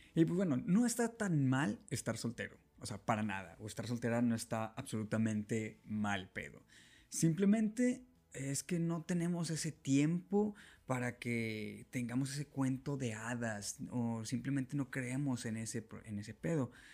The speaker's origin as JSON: {"language": "Spanish", "town": "Monterrey", "region": "Nuevo León", "country": "Mexico", "said": "en Nuevo León, exactamente en Monterrey, lo que viene siendo de donde yo soy"}